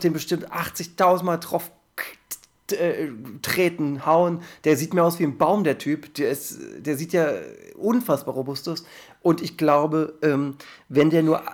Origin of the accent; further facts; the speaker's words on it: Germany; als Deutscher